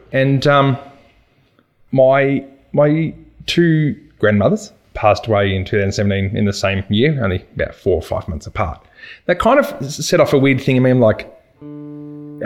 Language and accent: English; Bacchus Marsh, Victoria, Australia; moved away as an adult; now in Ballarat, Australia; I originally from Bacchus Marsh. So I grew up in Bacchus Marsh.